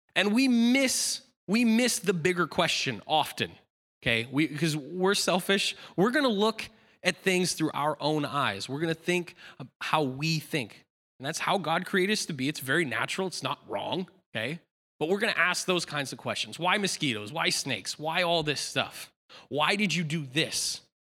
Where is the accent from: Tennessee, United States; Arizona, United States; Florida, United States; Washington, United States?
Washington, United States; Aberdeen; moved away; I was born in Aberdeen, Washington